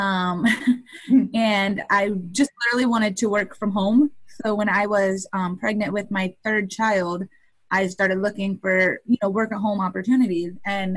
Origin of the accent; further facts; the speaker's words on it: Indiana, United States; I am from Indiana, and I'm a web designer for female entrepreneurs